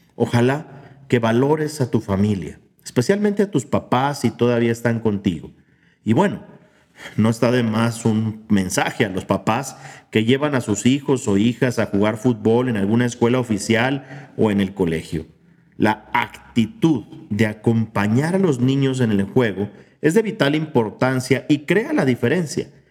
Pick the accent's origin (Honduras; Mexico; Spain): Mexico; como mexicanos